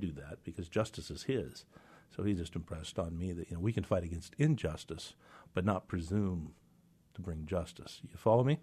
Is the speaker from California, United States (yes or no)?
no; Reardan, Washington, United States; also born or lived in Walla Walla, Washington; I was born in Reardon, Spokane, so I'm an Eastern Washington guy.